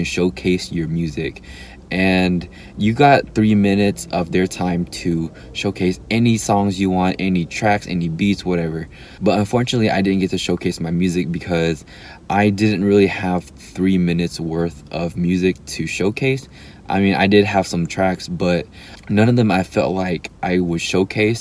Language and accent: English; Dallas, Texas, United States; I'm from Dallas